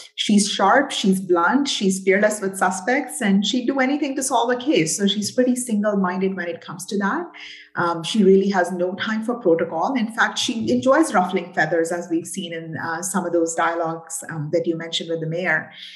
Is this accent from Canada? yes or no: yes; British Columbia, Canada; also born or lived in Burnaby; BC gal through and through